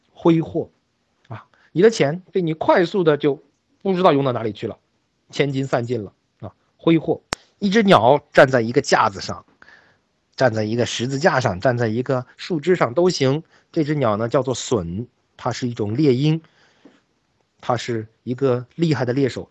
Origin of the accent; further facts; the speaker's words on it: China; 我们大陆人讲说这个人很有水平